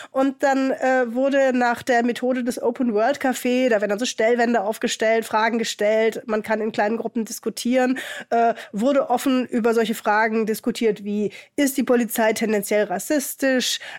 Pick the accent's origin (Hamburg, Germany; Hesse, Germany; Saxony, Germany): Hamburg, Germany; auch in Hamburg, was halt sehr stark migrantisch geprägt ist. Hier in meiner Heimatstadt hat jedes zweite Kind einen Migrationshintergrund.